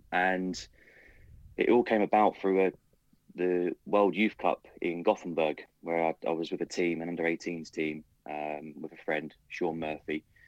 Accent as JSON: {"language": "English", "region": "London", "country": "United Kingdom", "said": "I'm not from Berkshire."}